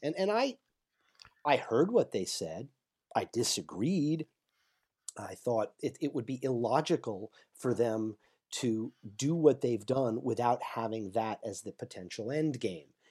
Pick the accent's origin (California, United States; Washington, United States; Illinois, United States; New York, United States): New York, United States; I am originally from New York. I still live in New York State